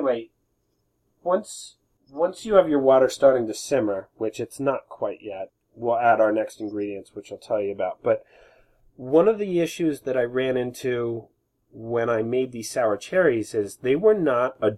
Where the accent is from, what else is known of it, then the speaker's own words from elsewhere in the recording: United States; I'm American